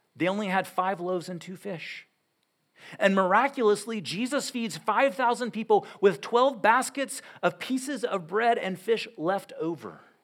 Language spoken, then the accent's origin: English; United States; as Western Americans